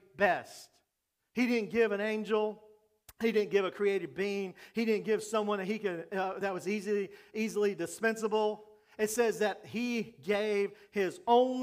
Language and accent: English; Jacksonville, Florida, United States; When I was growing up in Jacksonville